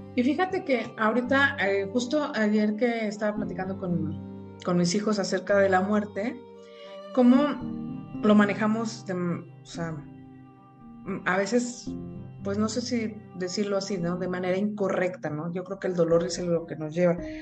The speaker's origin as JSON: {"language": "Spanish", "country": "Mexico", "said": "como buenos mexicanos"}